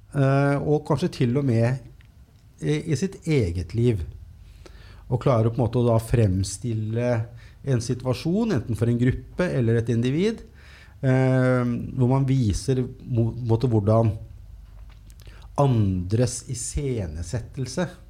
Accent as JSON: {"language": "Norwegian", "country": "Norway", "tie": "born or raised there", "said": "jeg er født i Norge på 70-tallet"}